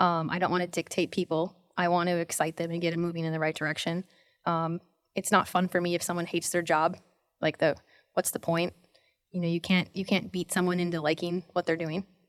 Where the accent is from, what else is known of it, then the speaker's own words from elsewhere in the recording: North Dakota, United States; moved away as an adult; also born or lived in San Diego; I was born in North Dakota